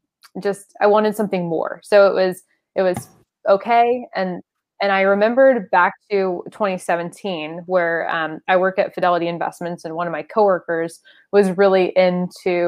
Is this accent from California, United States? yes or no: yes; San Diego, California, United States; I grew up in San Diego